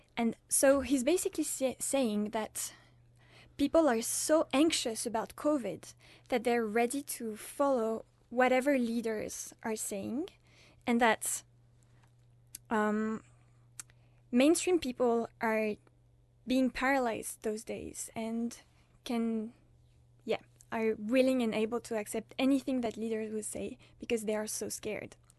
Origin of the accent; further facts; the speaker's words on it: France; now in Uppsala, Sweden; I'm French, and I'm studying humanitarian action